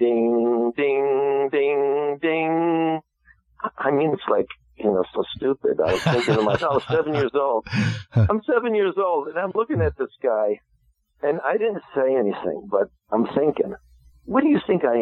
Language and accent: English; New Jersey, United States; moved away as an adult; also born or lived in West Virginia; I grew up in New Jersey